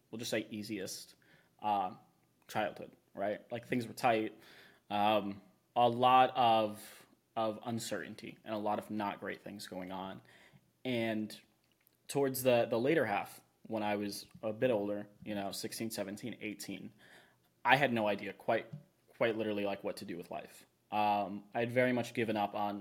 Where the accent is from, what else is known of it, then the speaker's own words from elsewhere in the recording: Florida, United States; now in Austin, United States; I'm from Florida